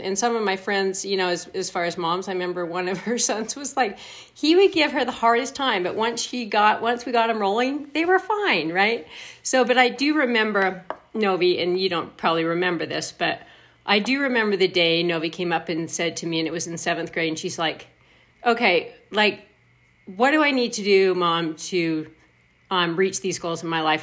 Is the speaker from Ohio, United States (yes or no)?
no; Logan, Utah, United States; also born or lived in Bozeman, Montana; So then I grew up in Cache Valley